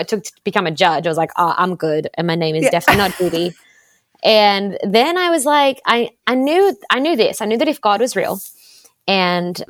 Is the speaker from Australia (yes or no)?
yes; Sydney, New South Wales, Australia; moved away as an adult; also born or lived in Los Angeles, United States; I grew up in Australia in a place called the Shire, nothing to do with the Lord of the Rings